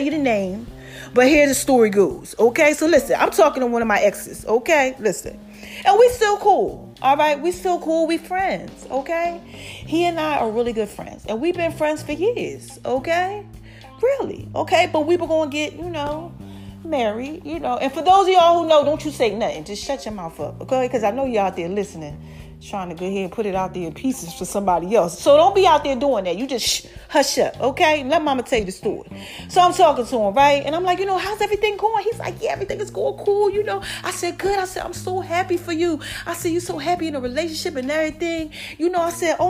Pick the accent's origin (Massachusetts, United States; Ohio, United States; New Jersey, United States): New Jersey, United States; I'm from Jersey, South Jersey